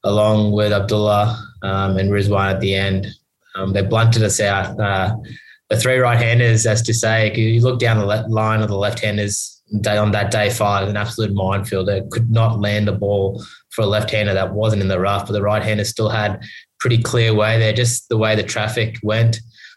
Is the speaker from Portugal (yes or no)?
no; Australia; being Australian